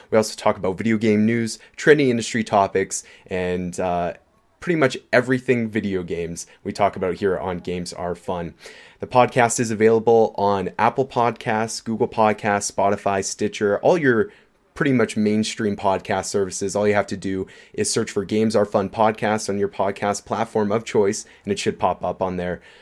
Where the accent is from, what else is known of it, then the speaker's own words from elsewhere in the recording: Canada; we're Canadian